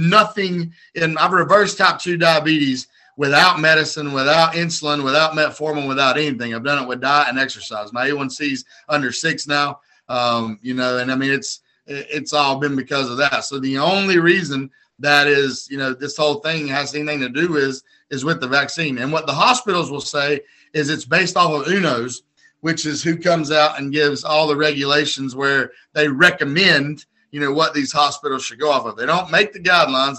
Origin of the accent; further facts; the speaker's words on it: United States; I'm an American